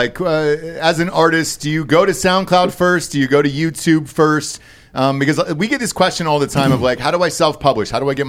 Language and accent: English; Sandy Springs, Georgia, United States; also born or lived in Roswell, Georgia / Alpharetta, Georgia; I actually grew up on the Chattahoochee River. I went to Chattahoochee High School, so I'm from Georgia.